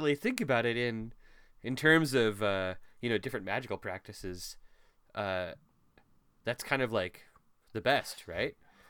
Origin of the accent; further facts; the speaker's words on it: Midwestern family, United States; I was raised in America and by a Midwestern family